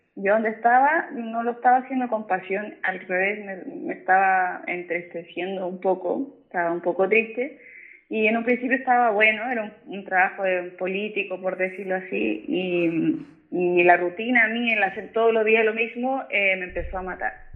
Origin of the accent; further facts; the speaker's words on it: San Bernardo, Santiago Metropolitan Region, Chile; Yo soy de San Bernardo, yo vivo en la comuna de San ah, Bernardo.